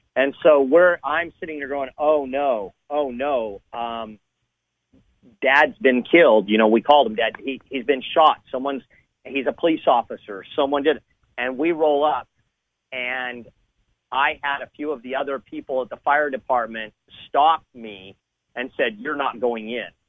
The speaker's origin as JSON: {"language": "English", "region": "Southern California", "country": "United States", "tie": "born or raised there", "said": "I grew up in Southern California"}